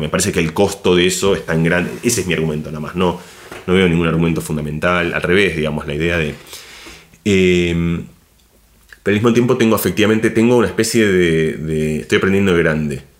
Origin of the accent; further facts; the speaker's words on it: Argentina; moved away as an adult; also born or lived in Barcelona, Spain; now in Madrid, Spain; yo me siento argentino, soy profundo, es decir, ni que hablar de cómo hablo y cómo... Ese es mi lugar, digamos. Argentina es, mi, es, mi casa